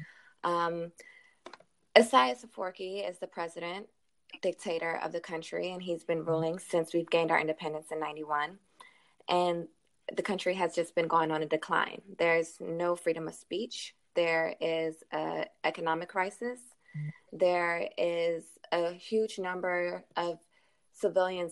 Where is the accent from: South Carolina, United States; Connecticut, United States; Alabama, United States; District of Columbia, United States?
District of Columbia, United States; Washington; I'm from the Washington D.C. area.